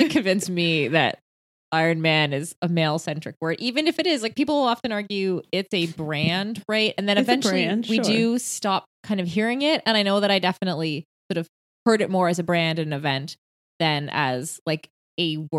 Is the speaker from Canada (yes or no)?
yes; Canada; being Canadian